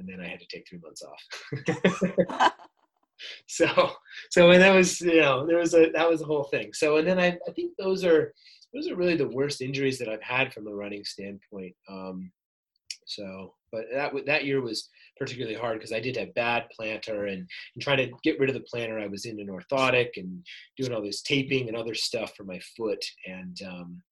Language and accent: English; upstate New York, United States; moved away as an adult; also born or lived in Stanford, California; now in San Diego, United States; I grew up in upstate New York